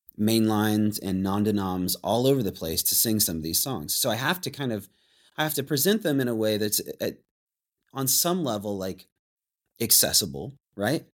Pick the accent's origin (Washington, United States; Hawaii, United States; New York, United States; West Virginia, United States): Washington, United States; Anacortes; growing up in Anacortes